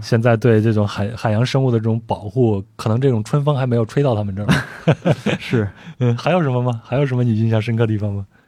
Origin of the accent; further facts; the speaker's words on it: China; 就是不光我们中国人啊传言说吃某些东西会壮阳啊什么的